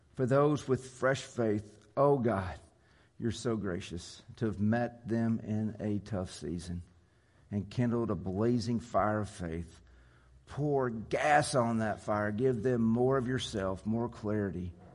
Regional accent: Jonesboro, Arkansas, United States; I grew up in Jonesboro

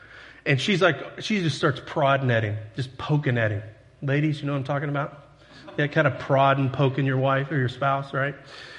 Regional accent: Texas, United States; now in Paragould, United States; See, my Texas, I grew up in Texas, and it took me 2 years to get rid of that accent. And I've been in Paragould long enough, that southern accent's starting to rub off on me.

